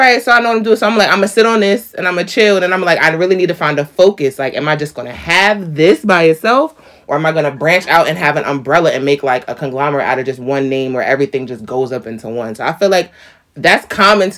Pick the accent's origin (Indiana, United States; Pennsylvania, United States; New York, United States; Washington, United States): New York, United States; I'm a New York girl